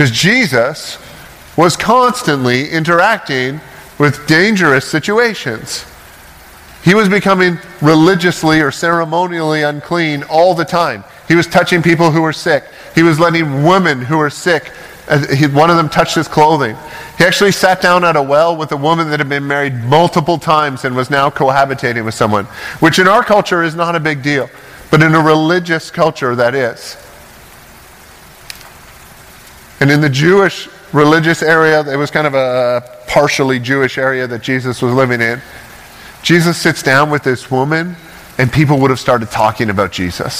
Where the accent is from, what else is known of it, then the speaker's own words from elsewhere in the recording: Ontario, Canada; also born or lived in Toccoa, Georgia; now in Oregon, United States; I grew up in Ontario, in Canada, which it makes Oregon look conservative where I'm from